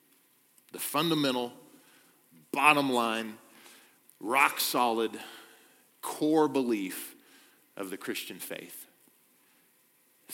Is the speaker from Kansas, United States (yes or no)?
yes; Kansas, United States; moved away; I'm from Kansas, born and raised there